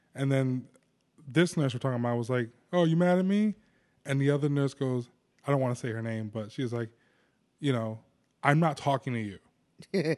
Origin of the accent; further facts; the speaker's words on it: New Jersey, United States; I'm a kid from New Jersey